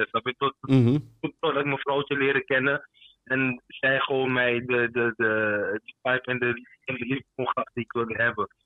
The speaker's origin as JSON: {"language": "Dutch", "town": "Paramaribo", "region": "Paramaribo District", "country": "Suriname", "tie": "born or raised there", "moved": "yes", "lives_now": "Amsterdam, Netherlands", "said": "Paramaribo sowieso. Ik ben geboren"}